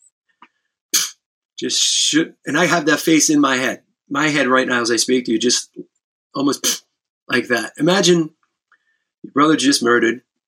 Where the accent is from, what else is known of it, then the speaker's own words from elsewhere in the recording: New York City, New York, United States; I grew up in the Bronx